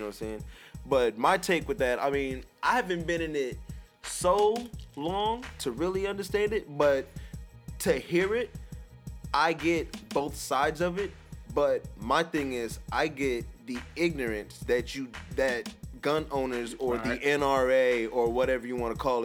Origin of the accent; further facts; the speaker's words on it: Nebraska, United States; we're from Nebraska